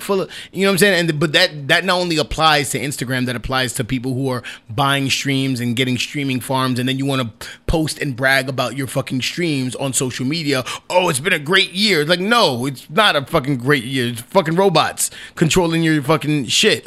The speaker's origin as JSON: {"language": "English", "region": "New York", "country": "United States", "tie": "born or raised there", "said": "I'm a New York artist. Yeah. I'm a New York. I, I was born in New York"}